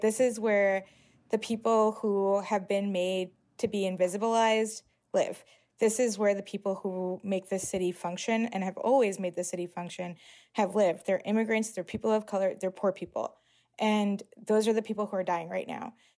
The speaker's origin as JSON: {"language": "English", "region": "New York", "country": "United States", "tie": "born or raised there", "said": "I'm 33. I grew up in New York"}